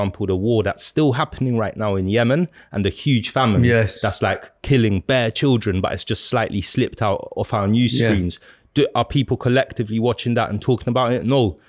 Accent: South Kilburn, London, United Kingdom; growing up in South Kilburn, and like I lived in South Kilburn for you know, about 17, almost 18 years and that.

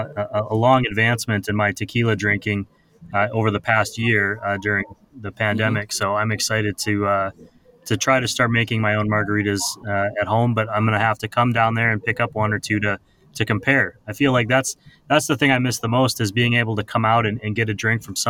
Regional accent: Wisconsin, United States; moved away; I'm from the Midwest, from Wisconsin originally

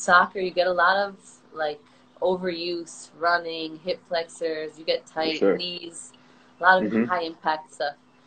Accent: New Jersey, United States; moved away as an adult; also born or lived in Israel; I'm from New Jersey, and I've been playing professionally in Israel for the last 2.5 seasons

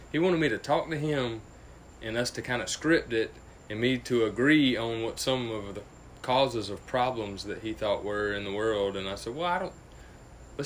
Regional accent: Greenwood, South Carolina, United States

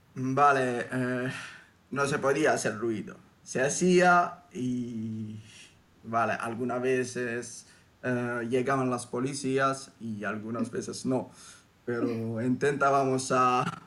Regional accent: Southern Italy, Italy; Spanish is a second language; yo vengo desde el sur de Italia

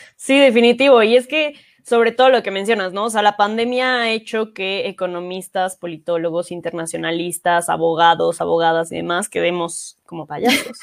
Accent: Mexico; nosotros como mexicanos

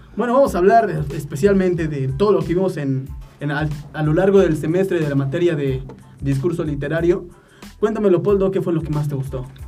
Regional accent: Mexico; somos los mexicanos

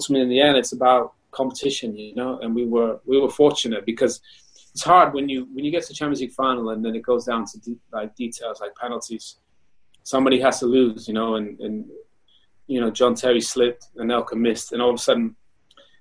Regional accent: Canada; moved away; also born or lived in Germany / United Kingdom; my body took me all the way from Canada to Germany to the UK to play for England, even though I was born in Canada

